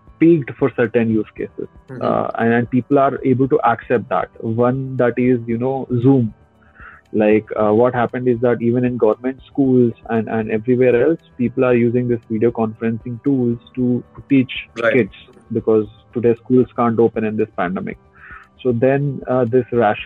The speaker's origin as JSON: {"language": "English", "town": "Kodad", "region": "Telangana", "country": "India", "tie": "born or raised there", "moved": "yes", "said": "when I was a kid, right, I come from a small town called Kodar."}